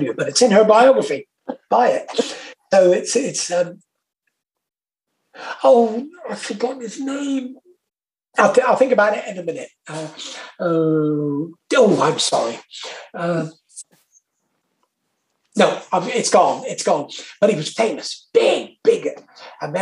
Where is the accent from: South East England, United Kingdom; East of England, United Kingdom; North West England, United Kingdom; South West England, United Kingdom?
South West England, United Kingdom; Torquay; I'm from Torquay in Devon